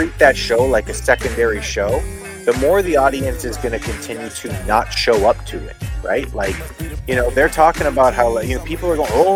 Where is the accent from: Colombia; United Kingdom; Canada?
Canada; Montreal, Quebec; my hometown hockey town